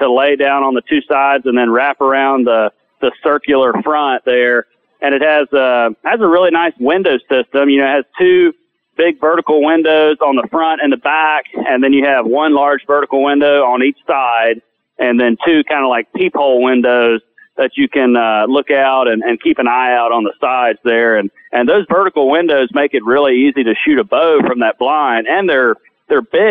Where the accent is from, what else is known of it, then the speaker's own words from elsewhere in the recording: Davie County, North Carolina, United States; moved away as an adult; now in North Georgia, United States; I grew up in Davie County, North Carolina, in the Piedmont area, kind of the central part of the state